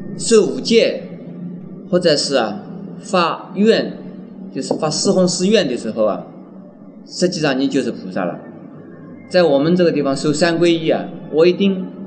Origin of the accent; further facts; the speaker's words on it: near Wuxi, Jiangsu, China; 这无锡就靠在我出生的地方很近